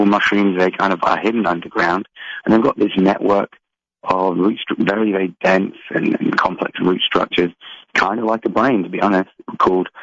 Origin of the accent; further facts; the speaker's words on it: England, United Kingdom; I grew up in England